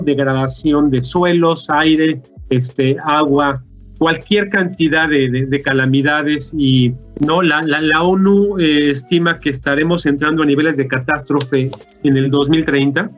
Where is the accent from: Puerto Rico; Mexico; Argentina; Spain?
Mexico; Para mí como mexicano